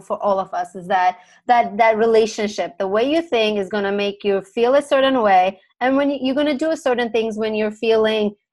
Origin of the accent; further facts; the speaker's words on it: Turkey; also born or lived in San Diego, United States; now in Los Angeles, United States; I was actually born and raised in Turkey